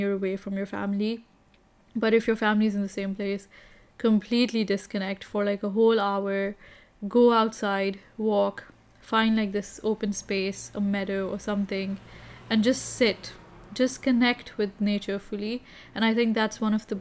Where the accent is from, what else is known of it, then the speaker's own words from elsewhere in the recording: Kenya; growing up in Kenya